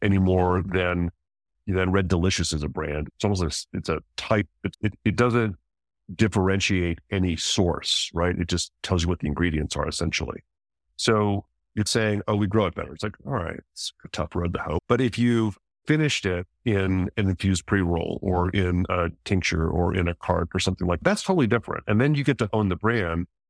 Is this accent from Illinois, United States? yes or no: no; New Mexico, United States; I grew up in New Mexico